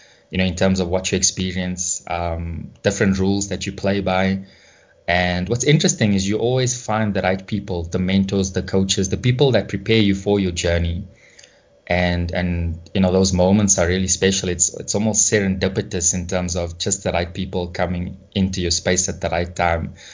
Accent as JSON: {"language": "English", "country": "South Africa", "tie": "born or raised there", "said": "growing up in South Africa"}